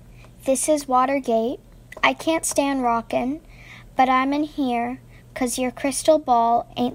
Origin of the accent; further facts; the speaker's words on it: New York City, New York, United States; I'm 9 years old, and I'm from Brooklyn, New York.